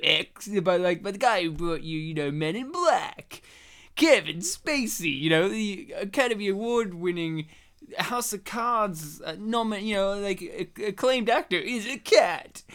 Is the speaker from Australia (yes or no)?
yes; Australia; we're Australia, you know, we're Australian Polish men